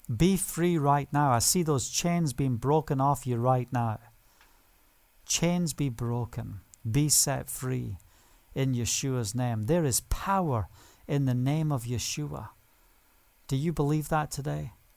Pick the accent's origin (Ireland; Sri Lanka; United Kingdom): United Kingdom; Scotland; now in Israel; Being Scottish